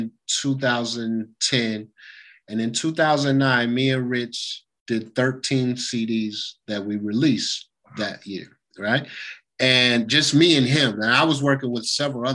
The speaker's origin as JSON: {"language": "English", "town": "Lawrence", "region": "Kansas", "country": "United States", "said": "I'm from Lawrence, and things are a little bit different up there"}